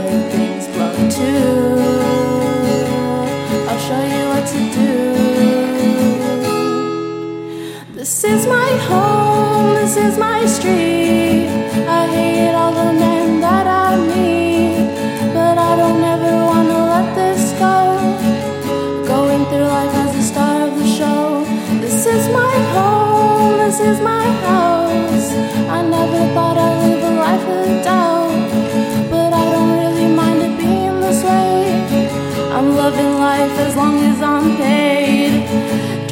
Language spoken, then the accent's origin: English; Rancho Cucamonga, California, United States; I'm from Rancho Cucamonga, California